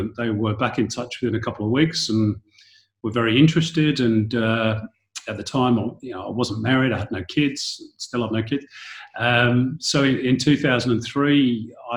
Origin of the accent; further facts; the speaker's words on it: Manchester, North West England, United Kingdom; moved away as an adult; also born or lived in London; now in Australia; growing up in Manchester in Northern England